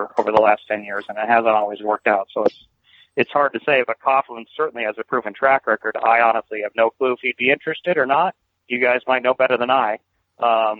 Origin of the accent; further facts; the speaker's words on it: the Northwest, Pacific Northwest, United States; moved away as an adult; now in Jacksonville, United States; I'm from the Northwest